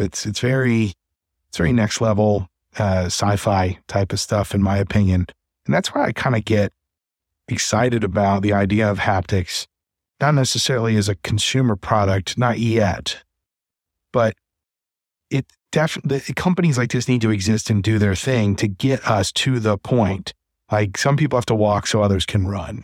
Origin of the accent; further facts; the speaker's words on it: Cincinnati, Ohio, United States; they're based in Cincinnati, which is my hometown